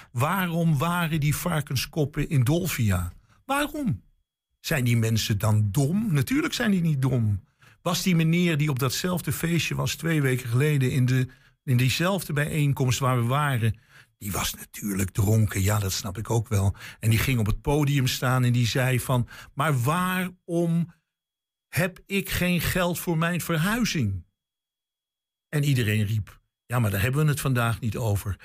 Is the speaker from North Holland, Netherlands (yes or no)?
yes; Amsterdam, North Holland, Netherlands; born or raised there; moved away